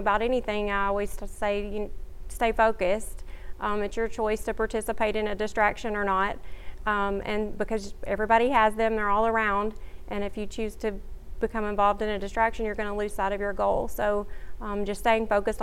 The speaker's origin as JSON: {"language": "English", "town": "Many", "region": "Louisiana", "country": "United States", "tie": "born or raised there", "moved": "as an adult", "lives_now": "Shreveport, United States", "said": "I grew up in Sabine Parish"}